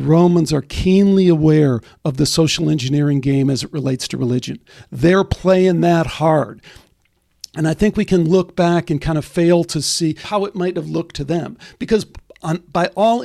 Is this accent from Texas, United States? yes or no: no; Chicago, Illinois, United States; when I was a kid growing up in Chicago